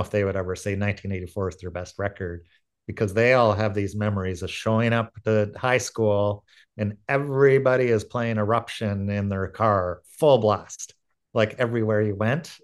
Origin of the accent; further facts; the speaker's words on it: Aurora, Ontario, Canada; I grew up in Aurora